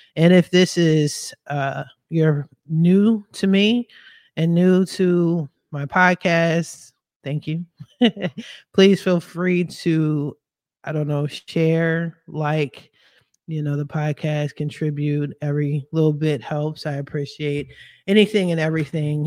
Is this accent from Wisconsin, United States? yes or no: no; Philadelphia, Pennsylvania, United States; moved away as an adult; now in West Coast, United States; I am from Philadelphia. I'm a Philly chick all day